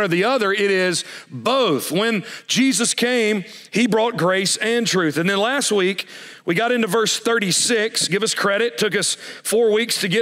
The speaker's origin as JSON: {"language": "English", "country": "United States", "said": "as an American"}